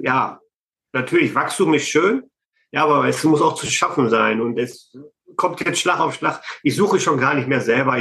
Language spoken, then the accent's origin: German; Herford district, North Rhine-Westphalia, Germany; ich komme ja aus Nordrhein-Westfalen, Kreis Herford.